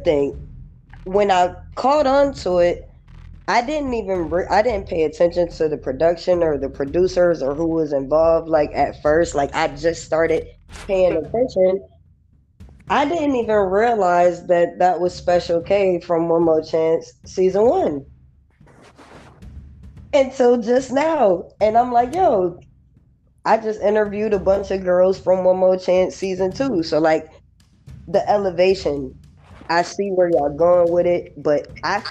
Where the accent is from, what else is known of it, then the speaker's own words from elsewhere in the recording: New York, United States; moved away; also born or lived in Los Angeles, California; I was born in New York, but I was raised between New York and LA. When I first came